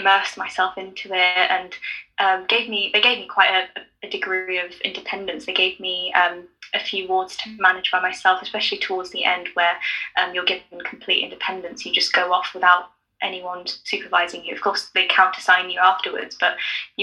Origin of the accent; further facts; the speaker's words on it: London, United Kingdom; also born or lived in Nottingham; Even though I'm from London, I've spent most of my life in London